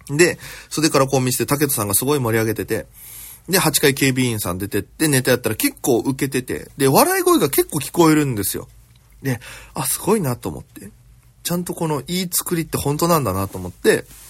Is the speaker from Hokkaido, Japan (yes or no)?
no; Okinawa, Japan; moved away as an adult; now in Tokyo, Japan; 私県出身で現在東京でフリーなピン芸人として活動しております